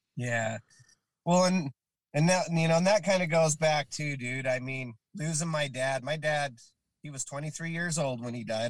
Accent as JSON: {"language": "English", "town": "Kearns", "region": "Utah", "country": "United States", "tie": "born or raised there", "also_born_or_lived": "South Dakota / West Jordan, Utah", "said": "I grew up in Kearns, honestly. You know, I was born in South Dakota."}